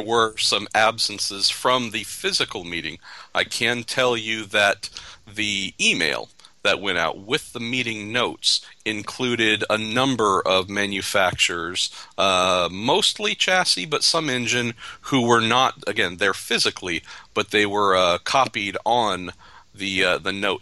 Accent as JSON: {"language": "English", "country": "United States", "said": "as an American"}